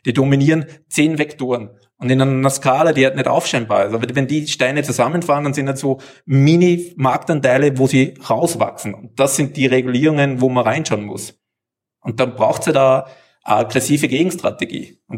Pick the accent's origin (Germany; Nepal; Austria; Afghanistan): Austria; Ich komme aus Österreich, wir haben Steuerlöcher für die Deutschen.